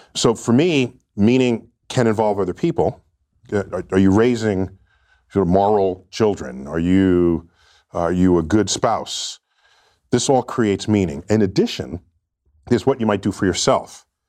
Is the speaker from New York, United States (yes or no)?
yes; New York City, New York, United States; I grew up in New York City